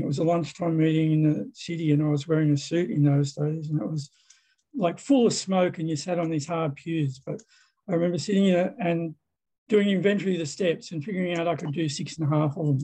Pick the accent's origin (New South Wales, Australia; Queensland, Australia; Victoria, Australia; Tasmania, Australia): New South Wales, Australia; Sydney; I'm an alcoholic from Sydney, Australia